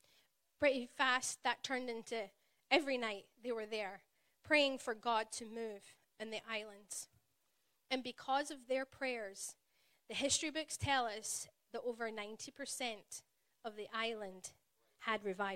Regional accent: Glasgow, Scotland, United Kingdom; accent: Glaswegian; It's known as the Glaswegian accent, and it is one of a kind. And if you've ever been to Glasgow, or anywhere in Scotland, really, I do slow my accent down when I come here. I know as soon as I step foot back home, it will start to get thicker.

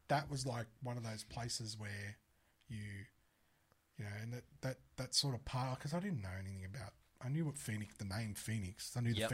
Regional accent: Australia; We're from Australia.

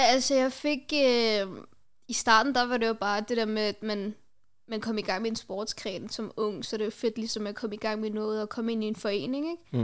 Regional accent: Denmark; Jeg er fra Danmark. øh, jeg har rødder fra Pakistan

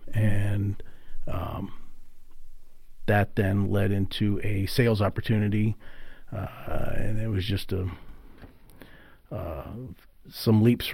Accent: Lock Haven, Pennsylvania, United States; I grew up in Lock Haven.

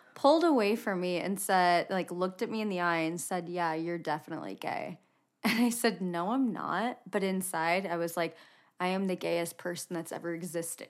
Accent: Indiana, United States; moved away as an adult; now in Utah, United States; I was born and raised in a pretty small town in Indiana

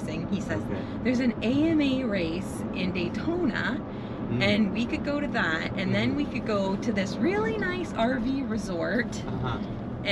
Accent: Canada; I'm from Canada

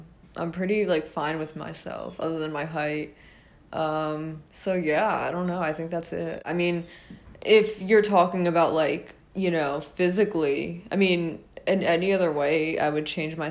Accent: Rhode Island, United States; I am from Rhode Island

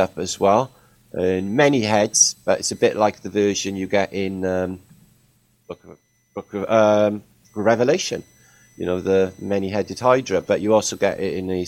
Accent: Wales, United Kingdom; I'm from Wales

